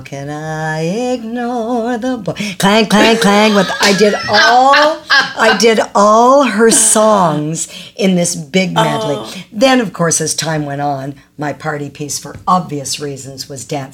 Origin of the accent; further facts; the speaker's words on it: Toronto, Ontario, Canada; also born or lived in Ajax, Ontario; we moved from Ajax, Ontario to Scarborough, Ontario, or technically Agincourt